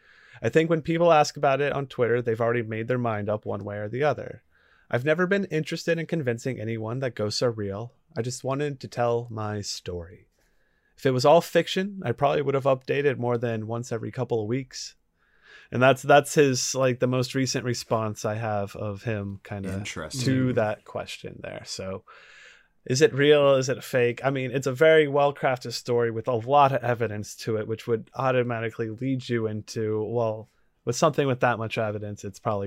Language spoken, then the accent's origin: English; Brooklyn, New York, United States; Otherwise, hey, I'm from Brooklyn.